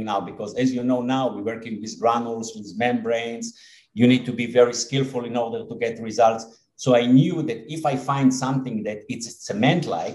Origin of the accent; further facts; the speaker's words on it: Israel; I was born and raised here in Israel, and most of my life have been spent here in Israel